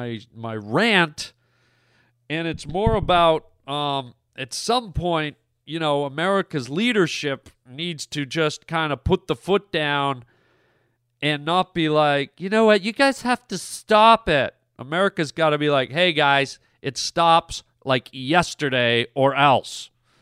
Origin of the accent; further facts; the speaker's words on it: Canada; also born or lived in United States; you're a Canadian, I'm a Canadian and an American. Canada's a big country.